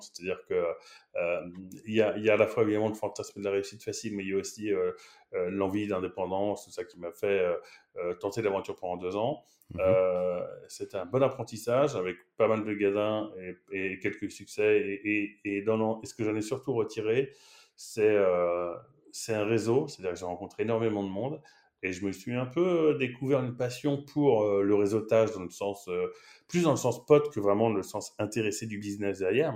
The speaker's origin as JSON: {"language": "French", "town": "Paris", "region": "Île-de-France", "country": "France", "also_born_or_lived": "Shanghai, China", "moved": "as an adult", "lives_now": "Barcelona, Spain", "said": "je, viens de Paris"}